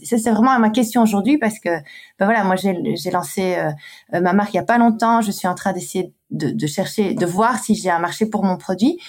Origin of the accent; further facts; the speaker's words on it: Brussels, Brussels-Capital Region, Belgium; une Belge, parce que je suis belge et bruxelloise de surcroît